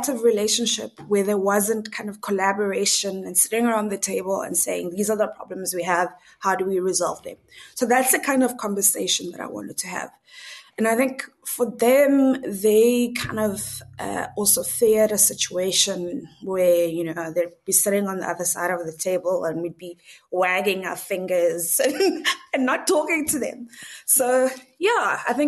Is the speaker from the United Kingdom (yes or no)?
no; South Africa; moved away as an adult; now in Norway; I'm a South African, but I've been living in Norway for the last 2 years